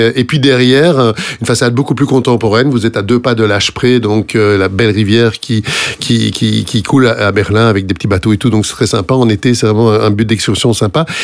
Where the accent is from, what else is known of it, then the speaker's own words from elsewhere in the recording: France; chez nous, en France